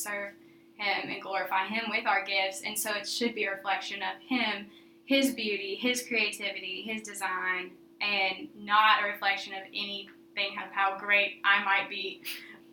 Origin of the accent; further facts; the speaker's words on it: outside of Nashville, Tennessee, United States; I grew up a little outside of Nashville